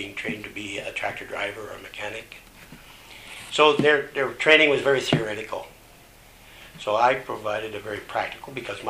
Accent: Toronto, Ontario, Canada; we're from the Toronto area.

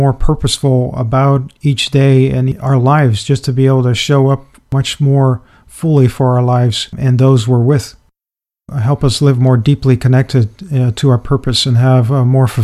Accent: Netherlands; I grew up in the Netherlands as a very introverted and shy and retreated type of child

